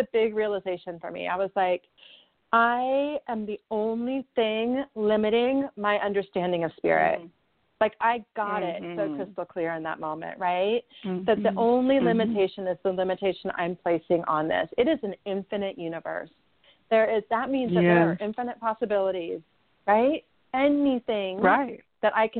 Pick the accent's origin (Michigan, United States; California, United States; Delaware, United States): California, United States; Southern; born or raised there